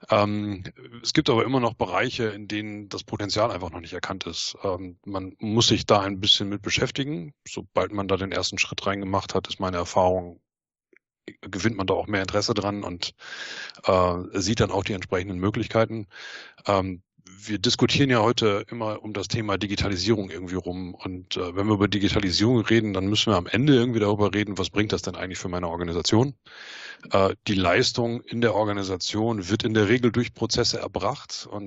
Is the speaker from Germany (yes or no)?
yes; North Rhine-Westphalia, Germany; Ich äh, bin ein Kind des Ruhrgebiets und habe bei einem äh, Maschinenbauzulieferer gelernt.